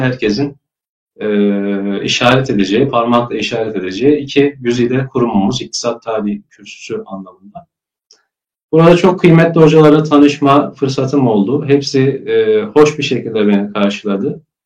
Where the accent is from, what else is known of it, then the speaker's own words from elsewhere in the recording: Kayseri Province, Turkey; moved away as an adult; also born or lived in Germany / Trabzon; Kayseri'ye, e, memleketimiz Kayseri'ye yerleşiyoruz. İlkokul, ortaokul, e, lise eğitimimi ve üniversite, lisans eğitimimi de Kayseri'de alıyorum.